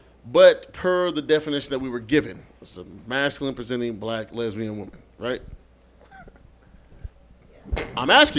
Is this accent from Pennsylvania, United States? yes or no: no; Seattle, Washington, United States; growing up in Seattle, where we're pretty fucking, I don't want to say progressive, but we're pretty open to different lifestyles